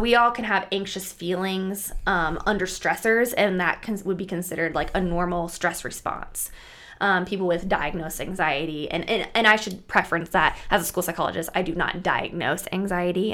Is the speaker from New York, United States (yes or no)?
no; Bertrand, Nebraska, United States; I was born and raised in Bertrand, Nebraska, which is a really tiny town, about 700 people, 800 people